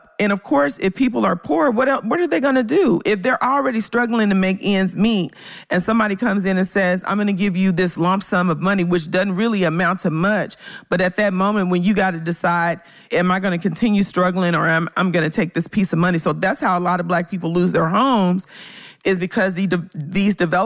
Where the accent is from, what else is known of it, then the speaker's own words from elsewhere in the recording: Memphis, Tennessee, United States; moved away; my hometown neighborhood